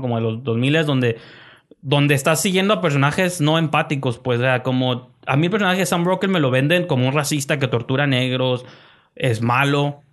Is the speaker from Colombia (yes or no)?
no; Mexico; soy mexicano